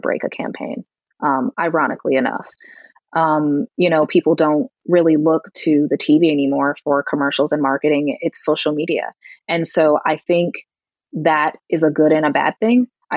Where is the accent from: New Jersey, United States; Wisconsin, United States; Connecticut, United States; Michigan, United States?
Connecticut, United States; my home state in Connecticut